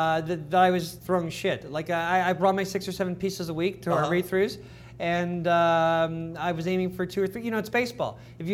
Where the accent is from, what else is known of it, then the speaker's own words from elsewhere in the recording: Toronto, Ontario, Canada; Dave and Scott and I grew up in Toronto.